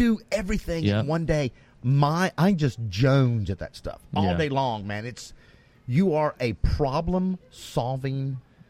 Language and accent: English; Mustang, Oklahoma, United States; we met in Mustang, Oklahoma, which is my hometown, at my local coffee shop, Wild Hero.